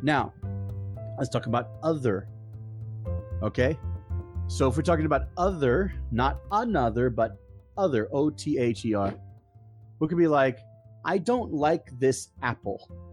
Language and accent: English; Hershey, Pennsylvania, United States; I'm from Hershey, Pennsylvania, USA